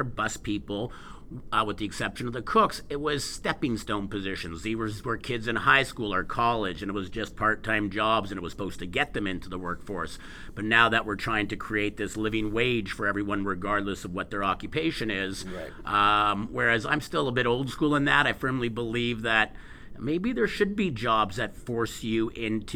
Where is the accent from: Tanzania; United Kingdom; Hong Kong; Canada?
Canada; Montreal, Quebec; moved away as an adult; now in Edmonton, Canada; born and raised in Montreal